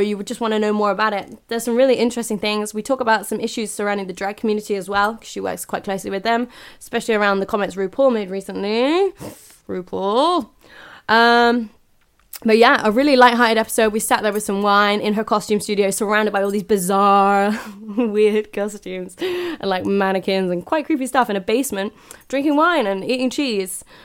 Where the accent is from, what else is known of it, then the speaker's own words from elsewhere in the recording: United Kingdom; I'm ignorantly British here.